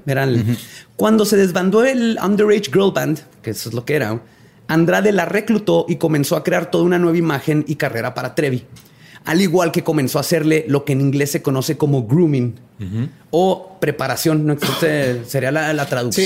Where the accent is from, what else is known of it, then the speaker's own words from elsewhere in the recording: Ciudad Juárez, Chihuahua, Mexico; Una de las famosas de Juárez que está en telenovelas y todo vivía a tres cuadras de mi casa